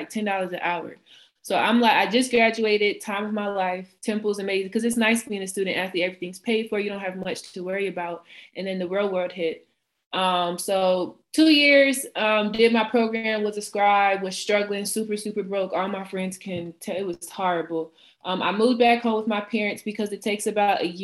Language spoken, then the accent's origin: English; Atlanta, Georgia, United States; moved away as an adult; now in Philadelphia, United States; I am from Atlanta, Georgia. I currently live in Philadelphia, Pennsylvania